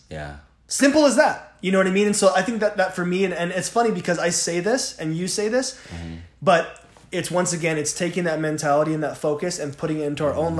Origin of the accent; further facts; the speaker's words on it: Southern California, United States; now in Utah, United States; I'm from Southern California. Yeah. I moved out here.